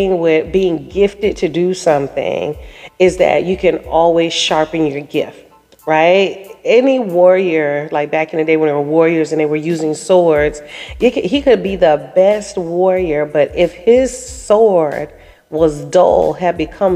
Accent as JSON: {"language": "English", "town": "Daytona Beach", "region": "Florida", "country": "United States", "tie": "born or raised there", "moved": "yes", "said": "my hometown of Daytona Beach, Florida"}